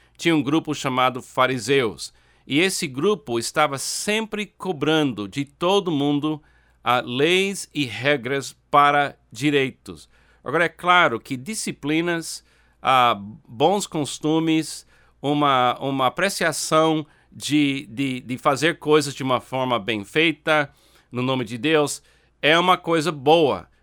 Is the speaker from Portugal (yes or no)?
no; United States; Portuguese is a second language; now in Brazil; Eu nasci nos Estados Unidos. Eu tenho um passaporte americano.